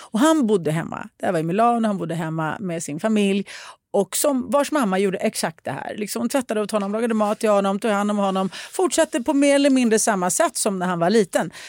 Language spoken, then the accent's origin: Swedish; Sweden; som svensk sticker det här i ögonen och känns konstigt. Som finsk gjorde det också och det höll inte